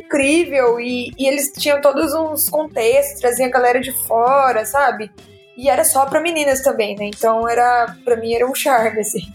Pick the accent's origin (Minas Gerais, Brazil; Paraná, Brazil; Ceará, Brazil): Minas Gerais, Brazil; interior of; moved away as an adult; now in São Paulo, Brazil; Eu sou de Minas, do interior de Minas, e eu vim para São Paulo